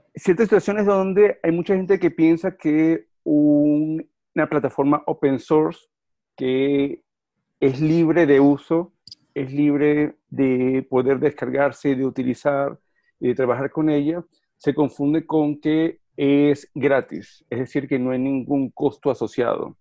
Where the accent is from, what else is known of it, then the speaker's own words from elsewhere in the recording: Venezuela; moved away as an adult; also born or lived in Argentina; now in Jersey City, United States; Soy venezolano de nacimiento y crianza